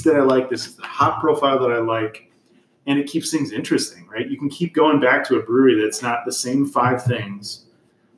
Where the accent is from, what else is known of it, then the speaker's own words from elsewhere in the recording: Chicago, Illinois, United States; I'm from Chicago.